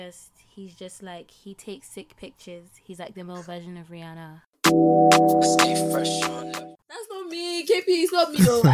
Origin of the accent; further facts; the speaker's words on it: Lagos, Nigeria; I'm Nigerian and I'm from Lagos because I've always lived in Lagos. Like, I've never been to my village and stuff. But originally, I'm from Osun.